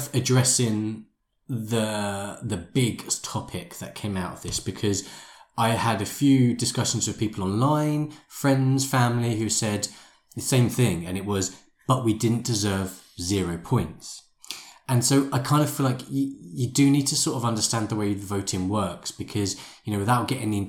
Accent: United Kingdom; I'm British

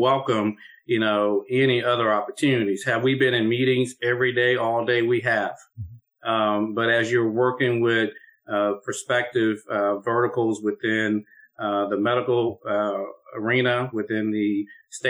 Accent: Austin, Texas, United States; I am from Austin, Texas

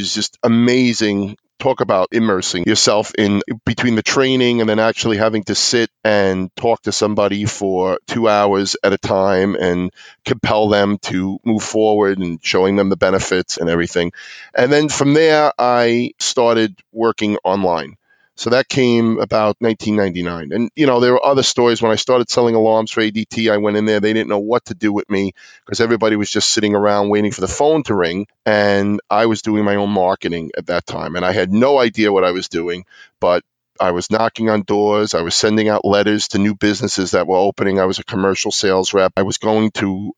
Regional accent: New York City, New York, United States; I grew up on Staten Island, which is one of the five boroughs of New York City.

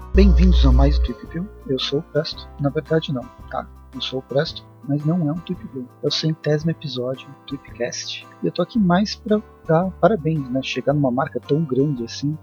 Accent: Campinas, São Paulo, Brazil; Eu sou de Campinas também

